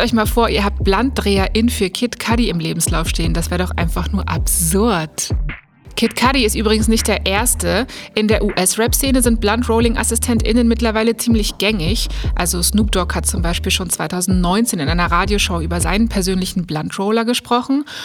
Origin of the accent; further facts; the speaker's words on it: Germany; bei uns in Deutschland